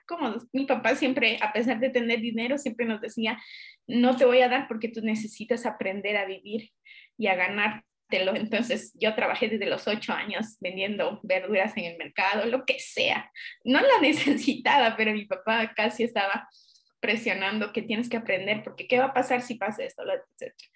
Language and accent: Spanish; Peru; moved away as an adult; also born or lived in Lima, Peru; now in Guatemala; yo vengo de Perú, estoy hace ocho años en Guate